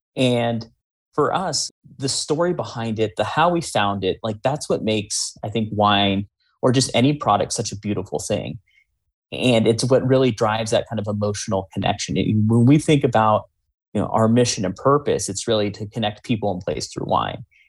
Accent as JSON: {"language": "English", "area": "Bay Area", "region": "California", "country": "United States", "tie": "born or raised there", "said": "growing up in the Bay Area"}